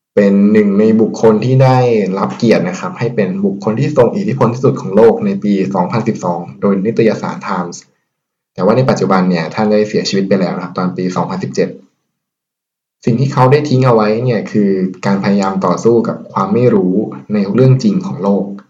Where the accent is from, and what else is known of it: Thailand